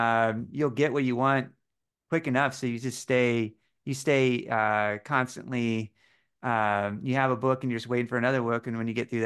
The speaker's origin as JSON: {"language": "English", "town": "Bloomington", "region": "Indiana", "country": "United States", "said": "Yes, yeah, I'm from Bloomington."}